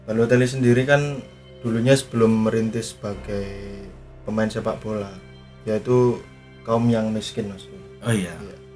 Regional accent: Java, Indonesia; kalau di Jawa ini karena saya orang Jawa

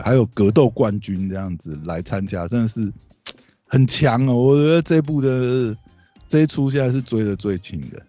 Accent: Taiwan; 我们台湾人

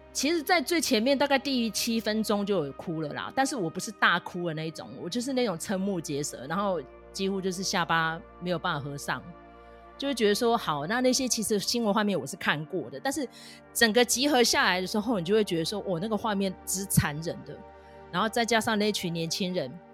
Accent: Taiwan; 身为一个台湾人，自由人，哦，痛恨中共的人

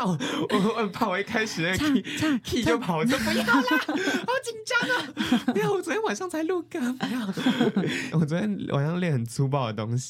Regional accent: southern Taiwan, Taiwan; first language Mandarin and Taiwanese Hokkien; 我在家里我跟我妈讲电话都是讲台语。欸、我是南部人。

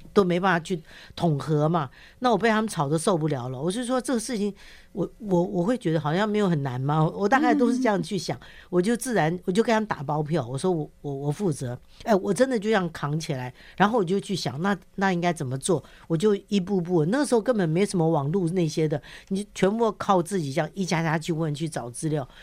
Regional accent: Taiwan; also born or lived in mainland China; 我一出生，呃，爸爸就在大陆打仗就为国捐躯了嘛，所以我跟妈妈带着我逃到台湾来以后，我从小在那样一个环境，一个整个家族当中长大

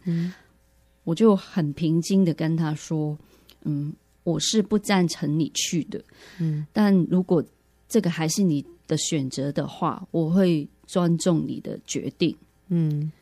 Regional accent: Hong Kong; moved away as an adult; now in Taiwan; 其实我是从香港来的

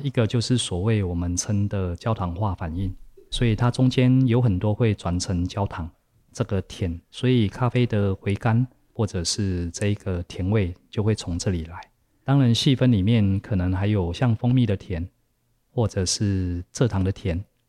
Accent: Taiwan; 我们台湾人比较熟悉喝茶的方式

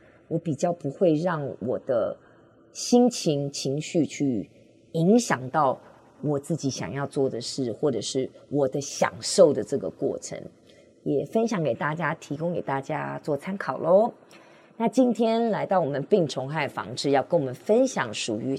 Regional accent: Hsinchu, Hsinchu City, Taiwan; born there; 因为我是新竹市出生的

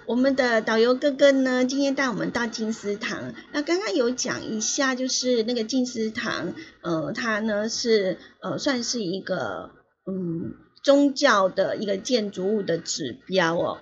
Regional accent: Yilan County, Taiwan; 有一个县市就是我的故乡宜兰

